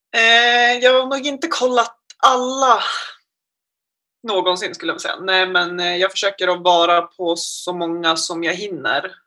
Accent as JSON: {"language": "Swedish", "town": "Gävle", "region": "Gävleborg County", "country": "Sweden", "moved": "yes", "lives_now": "Umeå, Sweden", "said": "är från Gävle egentligen"}